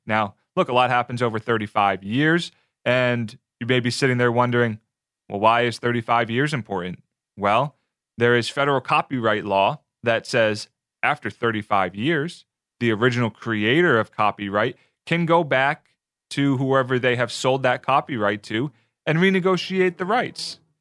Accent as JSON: {"language": "English", "region": "New Jersey", "country": "United States", "tie": "born or raised there", "moved": "yes", "lives_now": "Tampa, United States", "said": "I grew up in South Jersey, right outside of Philadelphia"}